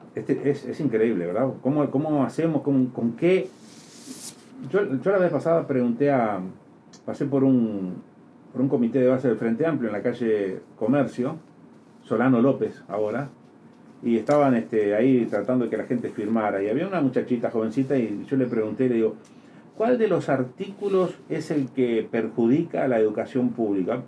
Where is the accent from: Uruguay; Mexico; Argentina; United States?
Uruguay